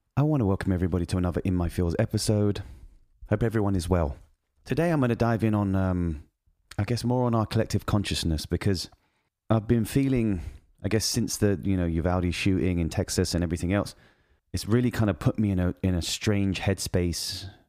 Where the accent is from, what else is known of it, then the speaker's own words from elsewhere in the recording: United Kingdom; moved away; I'm British